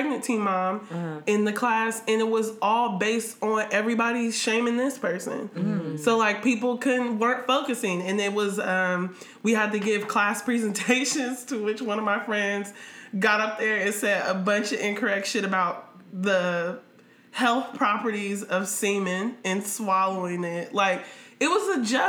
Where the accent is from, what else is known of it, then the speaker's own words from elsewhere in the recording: Columbus, Ohio, United States; I'm from Columbus, Ohio